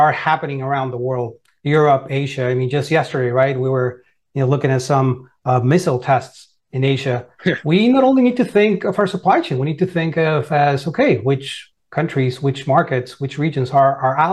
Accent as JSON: {"language": "English", "town": "Monterrey", "region": "Nuevo León", "country": "Mexico", "tie": "born or raised there", "also_born_or_lived": "Georgia", "moved": "as an adult", "lives_now": "United States", "said": "I was born and raised in Monterrey, Mexico"}